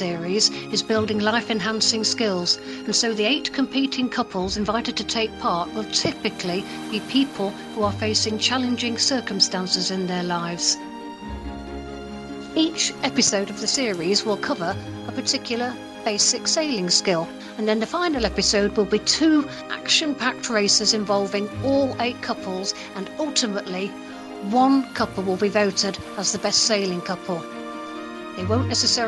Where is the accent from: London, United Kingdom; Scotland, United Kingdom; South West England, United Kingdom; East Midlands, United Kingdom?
East Midlands, United Kingdom; Lincolnshire; from Lincolnshire in the UK